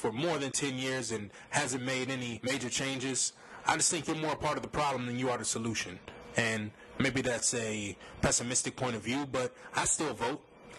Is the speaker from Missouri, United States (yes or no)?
no; East St. Louis, Illinois, United States; also born or lived in Florida; I grew up in East St. Louis. I lived in Florida for a large majority of my life. I don't speak with an accent.